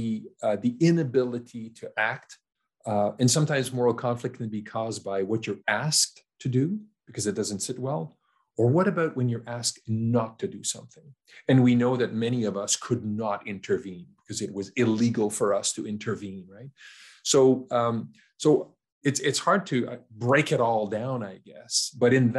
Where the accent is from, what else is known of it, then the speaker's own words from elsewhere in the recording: Canada; a young Canadian man growing up in Canada